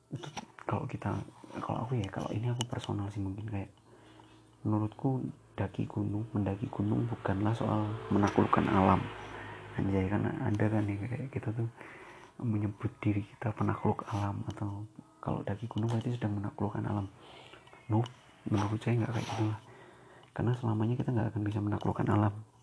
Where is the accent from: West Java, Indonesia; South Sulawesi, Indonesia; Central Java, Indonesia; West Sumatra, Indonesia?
Central Java, Indonesia; Boyolali; accent: Javanese (medok); also born or lived in Surabaya